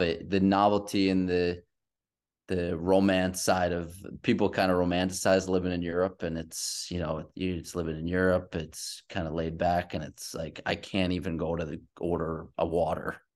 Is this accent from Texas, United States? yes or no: no; New York, United States; also born or lived in Queens; I'm from the East Coast. There's not a lot of New York people that leave New York.